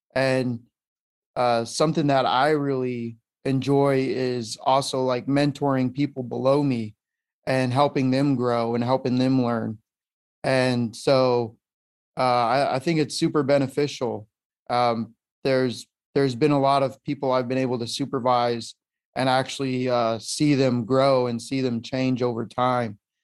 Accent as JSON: {"language": "English", "region": "Colorado", "country": "United States", "tie": "born or raised there", "also_born_or_lived": "San Diego", "moved": "as an adult", "said": "I'm from Colorado, born and raised out there, lived there pretty much my whole life"}